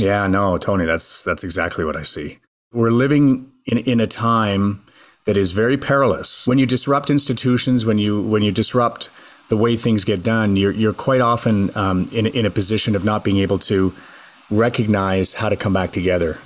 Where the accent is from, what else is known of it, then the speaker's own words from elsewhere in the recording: Mississauga, Ontario, Canada; also born or lived in Montreal, Quebec; Mostly in Mississauga, Ontario. My parents had moved us there from Montreal. I guess I was about nine